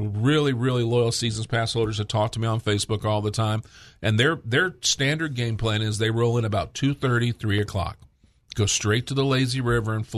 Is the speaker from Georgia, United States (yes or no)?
yes; Georgia, United States; also born or lived in Houston, Texas; now in Hot Springs, United States; As I said, I relocated from Houston, Texas. I'm originally a Georgia boy.